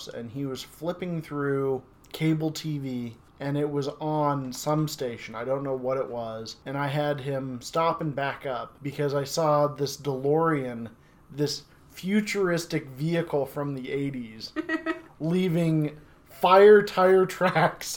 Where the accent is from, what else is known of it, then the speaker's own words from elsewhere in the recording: United States; I'm from McPherson County, born and raised, so I'm from here